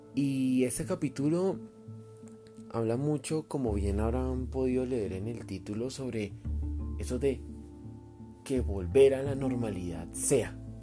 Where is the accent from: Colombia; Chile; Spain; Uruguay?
Colombia; como colombiano